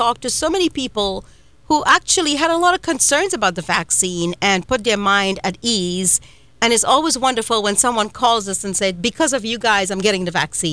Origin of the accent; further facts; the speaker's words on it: Trinidad & Tobago; now in United States; I was born and raised in Trinidad and Tobago in a little village called Coryell Village